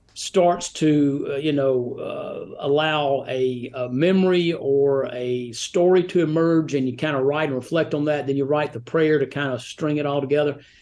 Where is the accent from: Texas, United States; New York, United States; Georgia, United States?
Georgia, United States; Rome; also born or lived in Atlanta, Georgia / Birmingham, Alabama / Nashville, Tennessee / Gatlinburg, Tennessee; now in Franklin, United States; I was born in Atlanta and grew up in Rome, Georgia